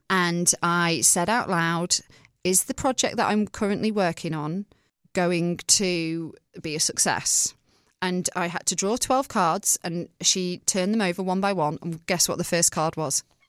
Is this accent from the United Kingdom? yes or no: yes; England, United Kingdom; moved away as an adult; also born or lived in Manchester; now in United States; I'm from England. and I'm from a small town.